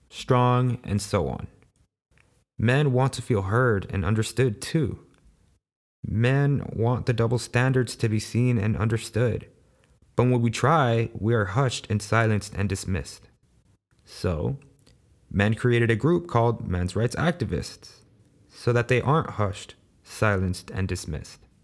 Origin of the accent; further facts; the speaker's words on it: Los Angeles, California, United States; I was born and raised in South Central Los Angeles, also known as the ghetto.